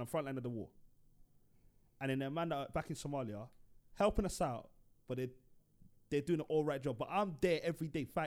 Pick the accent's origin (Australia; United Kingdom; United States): United Kingdom; London; I'm from London.